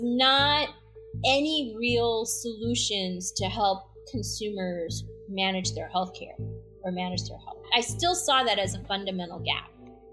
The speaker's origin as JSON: {"language": "English", "town": "Chicago", "region": "Illinois", "country": "United States", "tie": "born or raised there", "also_born_or_lived": "Vadodara (Baroda), Gujarat, India", "said": "I came here when I was 18 months old. My father landed in O'Hare Airport in Chicago, and that's where I ended up growing up"}